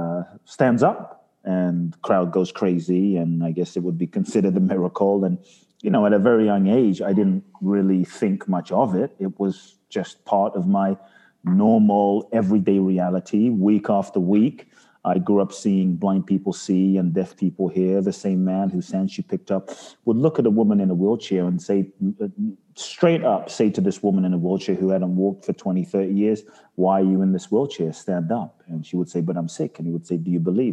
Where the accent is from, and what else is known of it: London, United Kingdom; born or raised there; moved away; also born or lived in Ghana